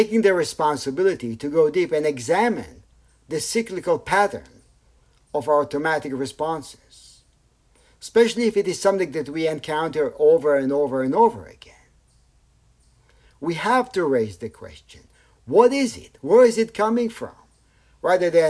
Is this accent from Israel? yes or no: yes; Tel Aviv, Tel Aviv District, Israel; I grew up in Tel Aviv